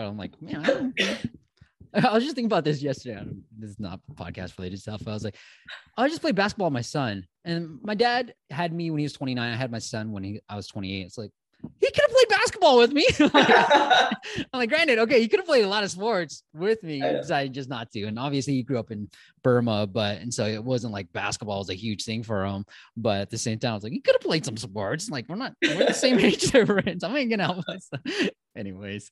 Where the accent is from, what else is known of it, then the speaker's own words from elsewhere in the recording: the Bay Area, California, United States; I grew up in the Bay Area